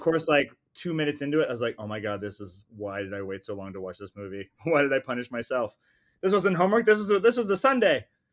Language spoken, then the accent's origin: English; Canada; I'm a Canadian filmmaker